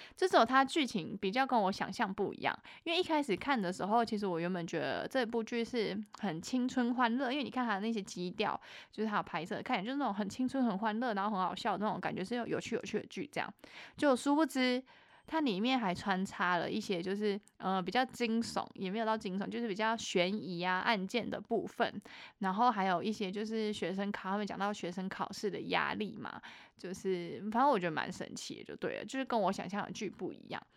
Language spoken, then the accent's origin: Chinese; Taichung, Taiwan; 我台中人